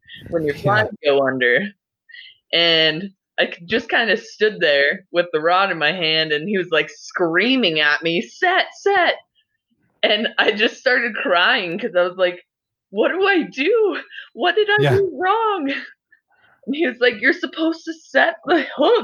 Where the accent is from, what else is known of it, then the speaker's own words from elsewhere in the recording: Durango, Colorado, United States; also born or lived in Denver, Colorado; now in Granby, United States; I was born in Denver, and there was a lot of crime around where my parents lived, so they decided to move us to Durango. And that's a very, like, Western touristy town with river next to all of my schools.